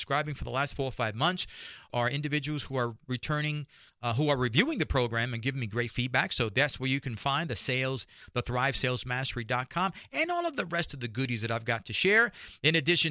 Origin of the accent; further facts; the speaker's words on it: New York City, New York, United States; now in Dallas, United States; I grew up in Spanish Harlem and meager means. Spanish Harlem is right there in New York City